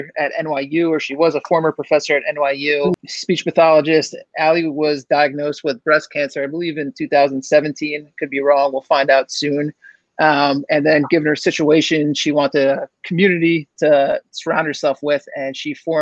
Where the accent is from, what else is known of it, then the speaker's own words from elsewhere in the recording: Manalapan, New Jersey, United States; we grew up in Manalapan